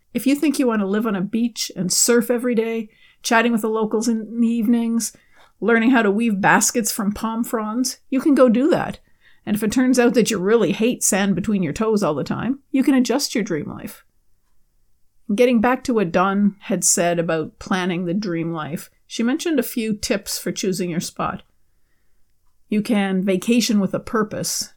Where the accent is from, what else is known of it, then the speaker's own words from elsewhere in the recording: Canada; my home country of Canada